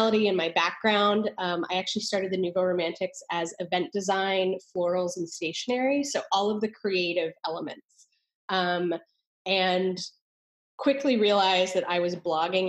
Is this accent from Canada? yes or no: yes; Canada; moved away as an adult; also born or lived in New York; now in Austin, United States; I went to school for architecture at McGill University in Canada. So I'm Canadian.